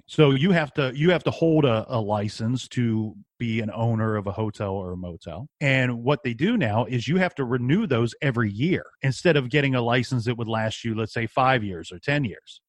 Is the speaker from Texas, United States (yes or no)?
no; Columbus, Ohio, United States; I'm from Columbus, Ohio.